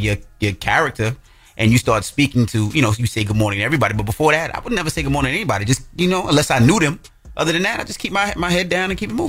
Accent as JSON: {"language": "English", "region": "New York", "country": "United States", "tie": "born or raised there", "said": "Growing up in New York my whole life"}